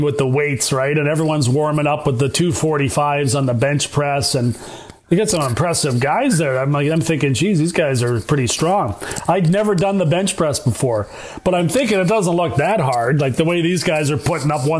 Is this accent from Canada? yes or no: yes; between Brantford and Toronto, Ontario, Canada; my hometown in between Brantford and Toronto